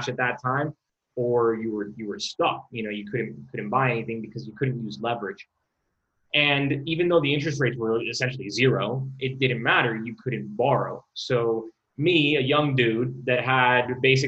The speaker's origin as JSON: {"language": "English", "town": "Miami", "region": "Florida", "country": "United States", "tie": "born or raised there", "also_born_or_lived": "Bay Area", "said": "I'm born and raised in Miami."}